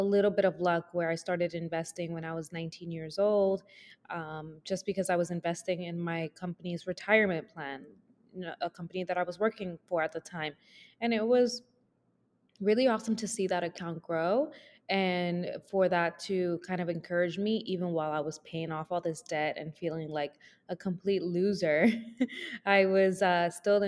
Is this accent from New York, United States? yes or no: yes; New York, United States; also born or lived in Dominican Republic; Born in DR, raised in New York